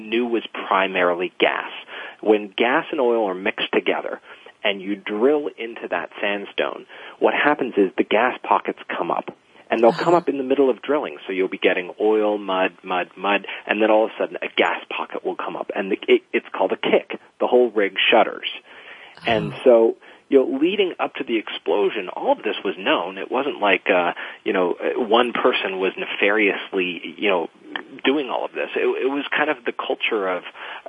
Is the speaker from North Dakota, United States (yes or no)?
no; Louisiana, United States; now in California, United States; I grew up in Louisiana and in and around the Gulf Coast